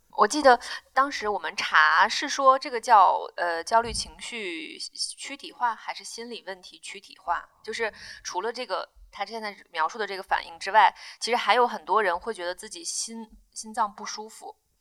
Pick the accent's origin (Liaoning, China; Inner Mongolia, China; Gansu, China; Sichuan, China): Inner Mongolia, China; moved away as an adult; also born or lived in Zhuhai; now in Beijing, China; 在我们家乡的内蒙的医院